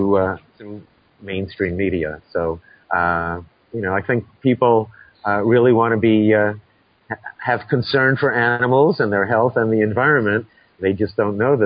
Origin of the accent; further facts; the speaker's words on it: New York City, New York, United States; growing up in New York City